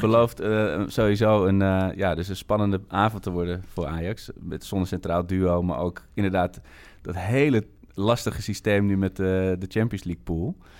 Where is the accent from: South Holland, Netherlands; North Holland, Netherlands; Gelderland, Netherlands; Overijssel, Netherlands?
North Holland, Netherlands; Amsterdam; ik kom uit Amsterdam